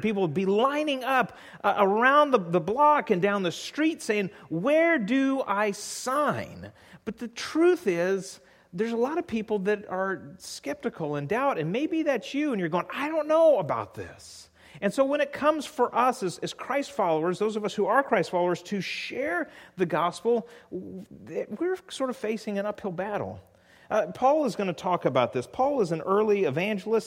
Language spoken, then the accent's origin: English; California, United States; moved away; I grew up in California